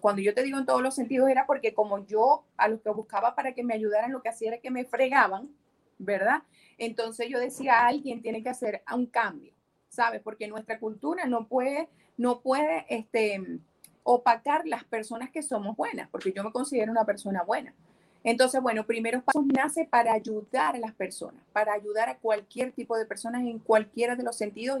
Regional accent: Maracaibo, Zulia, Venezuela; moved away as an adult; also born or lived in Cabimas, Venezuela; now in United States; Nací en Cabimas, Estado Zulia, ¿ok? Ah, pero me crié en Maracaibo. Eh, y bueno, 19 años pasé en Maracaibo hasta que me vine a los Estados Unidos.

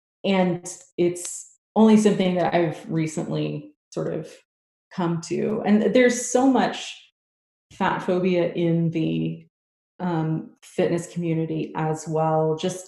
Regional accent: Houston, Texas, United States; So it was in my hometown.

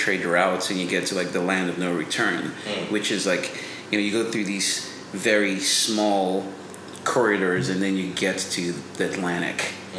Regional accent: Benin; I come from a very superstitious, supernatural background, and not just because I grew up in Benin, and Benin is the birth of voodoo.

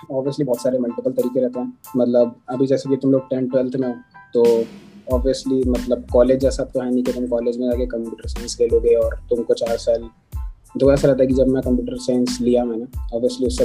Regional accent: Bhopal, Madhya Pradesh, India; और मैं भोपाल का रहने वाली हूँ और कॉलेज के बाद मैं national institute of technology Durgapur N Durgapur में गया

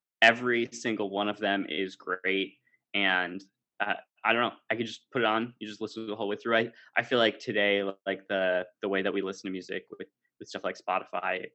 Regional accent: United States; now in Amsterdam, Netherlands; I'm American but live in Amsterdam

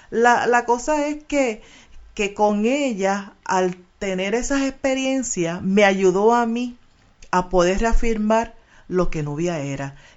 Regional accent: Puerto Rico; Soy de Caimito y me desarrollé en el barrio Monacillo, donde prácticamente estoy viviendo en ese sector de Río Piedra.

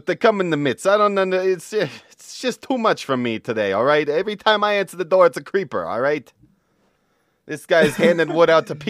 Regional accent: Russia; I'm from Russia.

